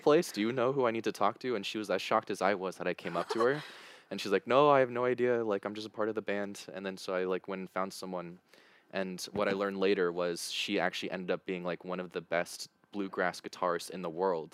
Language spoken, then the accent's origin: English; United States; moved away; Being an American